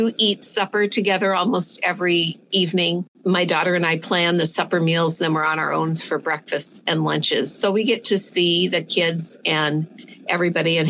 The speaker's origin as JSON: {"language": "English", "town": "Le Mars", "region": "Iowa", "country": "United States", "tie": "born or raised there", "also_born_or_lived": "Polk City, Iowa", "said": "I'm an Iowa girl. I was born and raised in Lamars, Iowa, which is best known as the ice cream capital of the world."}